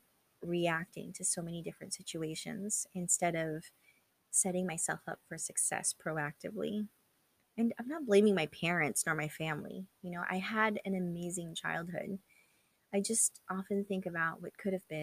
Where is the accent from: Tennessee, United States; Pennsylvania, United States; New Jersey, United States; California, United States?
California, United States; also born or lived in Philippines; I was born in the Philippines and then moved to California when I was 4